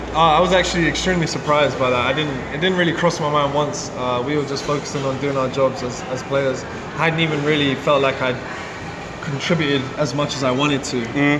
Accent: London, United Kingdom; moved away as an adult; now in Louisville, United States; I'm born and raised in England, London, but my dad's parentage from Jamaica and my mom's actually from Italy.

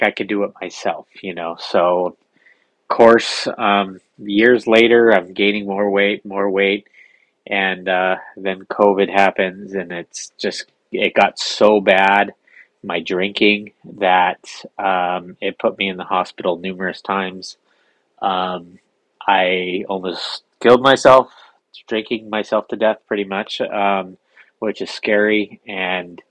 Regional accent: San Diego, California, United States; I grew up here in San Diego, grew up surfing

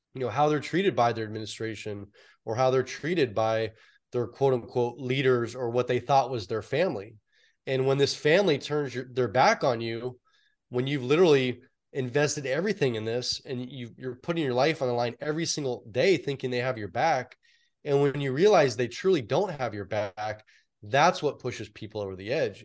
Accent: San Francisco Bay Area, California, United States; born or raised there

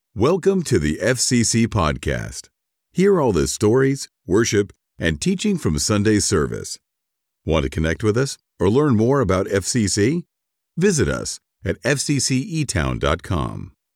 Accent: Florida, United States; I grew up in Florida

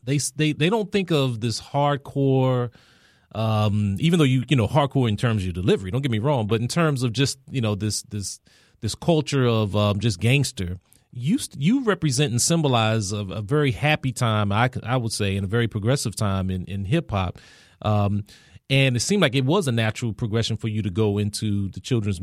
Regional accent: Washington, District of Columbia, United States; I'm born and raised here in D.C.

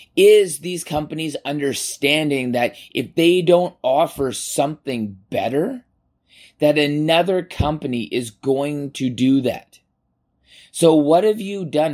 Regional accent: Canada; as a Canadian

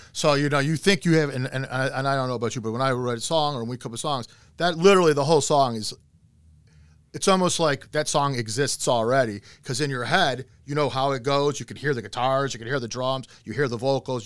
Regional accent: Cleveland, Ohio, United States; I'm from Cleveland

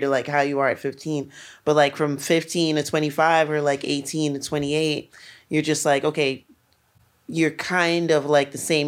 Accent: New York City, New York, United States; Brooklyn was, like, especially where I'm from, like, East Flatbush

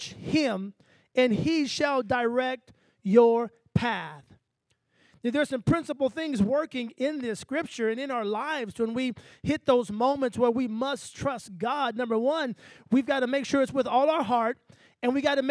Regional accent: Texas, United States; I'm from the country. I'm from Texas. So we used to say bright-eyed and bushy-tailed

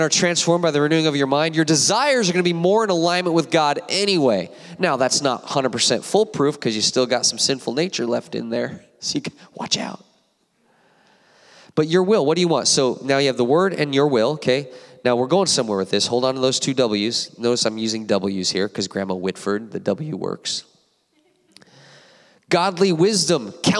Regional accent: Apple Valley, California, United States; I went to Apple Valley High School myself, High Desert

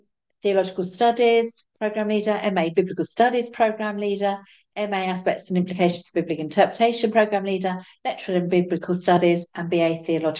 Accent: London, United Kingdom; I grew up in Southeast London

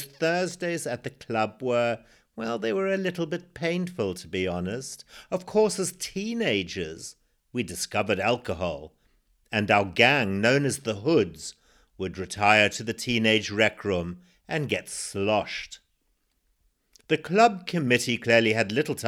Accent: Zimbabwe; born or raised there

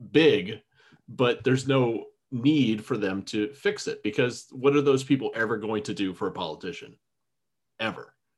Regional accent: Florida, United States; I am a Florida redneck. I was born and raised in Florida.

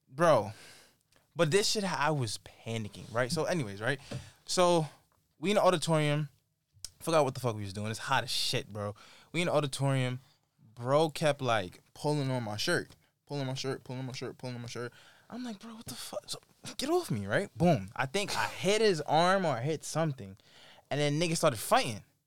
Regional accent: New York, United States; as a New Yorker

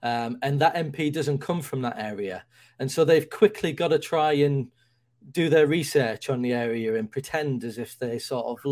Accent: United Kingdom

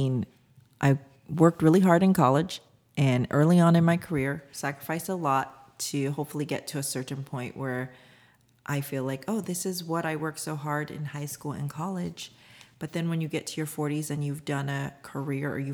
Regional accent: United States; also born or lived in South Korea; we immigrated here when I was one in the early 80s.

